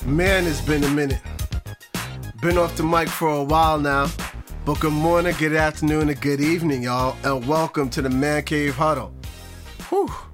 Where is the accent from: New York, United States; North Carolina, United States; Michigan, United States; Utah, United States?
New York, United States; I'm a New Yorker